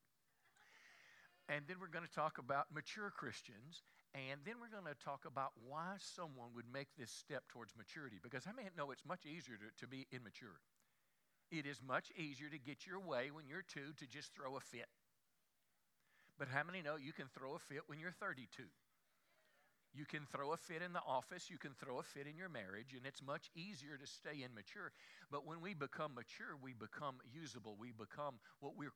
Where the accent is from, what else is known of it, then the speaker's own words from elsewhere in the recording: the Bible Belt, United States; I was raised in America. I was raised in the Bible Belt.